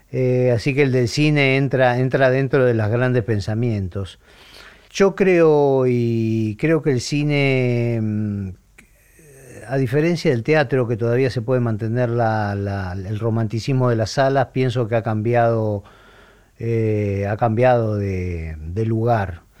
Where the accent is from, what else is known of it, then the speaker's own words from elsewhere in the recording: Argentina; nosotros como argentinos